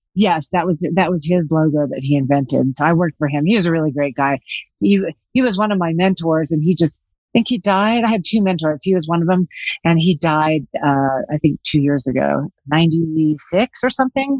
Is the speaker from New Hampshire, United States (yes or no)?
no; Los Angeles, California, United States; also born or lived in Iowa / New York City / Colorado; now in Vail, United States; I was born in Iowa, raised in Los Angeles, uh, lived in New York City for 13 years, and I've now been in Colorado for 23